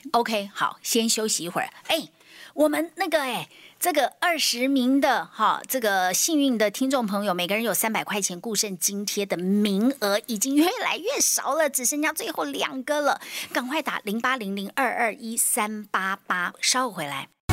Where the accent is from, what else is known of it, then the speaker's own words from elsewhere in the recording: Taiwan; 我们台湾人已经是全世界洗肾人口最多的